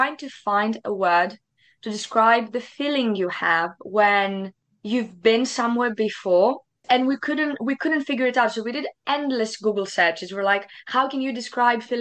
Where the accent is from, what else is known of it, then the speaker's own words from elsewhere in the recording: Greece; moved away as an adult; now in United Kingdom; I come from Greece originally. And I moved in the UK 2 weeks before COVID hit